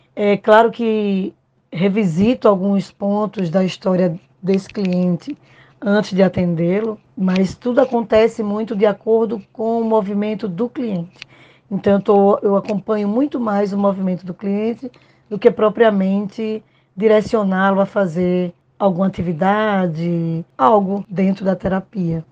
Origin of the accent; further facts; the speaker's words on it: Pernambuco, Brazil; sou pernambucana e moro em Recife